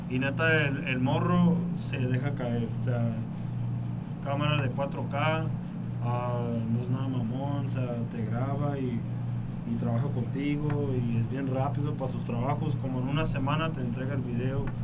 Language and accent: Spanish; Tucson, Arizona, United States; first language English; Spanish is a second language; moved away as an adult; also born or lived in Las Cruces, New Mexico; now in Mexicali, Mexico; originalmente nací en Nuevo México, Las Cruces, pero yo crecí en, Tucson, Arizona. Ah, ah, toda mi vida en Arizona.